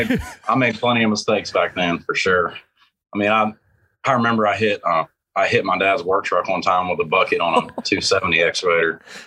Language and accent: English; Newburgh, Indiana, United States; also born or lived in Madisonville, Kentucky; now in Nashville, United States; I was born in Madisonville, Kentucky, and I was raised in a town called Newburgh in southern Indiana.